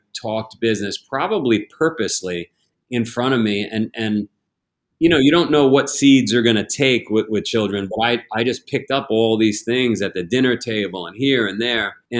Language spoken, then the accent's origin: English; United States; as an American, as a global citizen